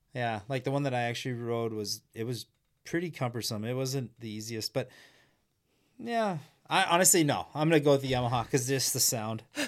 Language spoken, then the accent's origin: English; Humboldt, Saskatchewan, Canada; I grew up in Humboldt, Saskatchewan